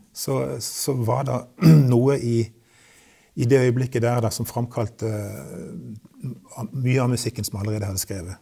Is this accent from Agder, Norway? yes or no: yes; Kristiansand, Agder, Norway; vokste jeg opp i Kristiansand